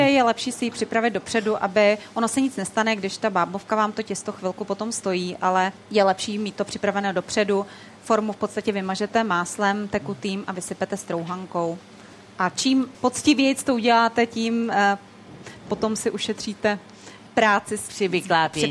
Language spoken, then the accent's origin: Czech; Moravia, Czechia; moved away as an adult; now in Prague, Czech Republic; pocházím z Moravy, kde se jako vždycky peklo u nás v rodině